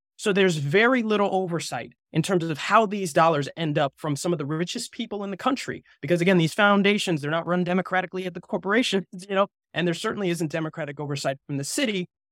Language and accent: English; New Jersey, United States; moved away; I'm actually from New Jersey.